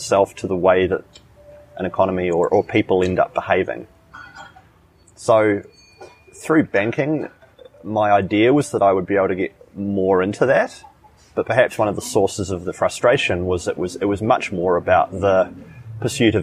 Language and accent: English; New Zealand; moved away as an adult; now in Chiang Mai, Thailand; I'm from New Zealand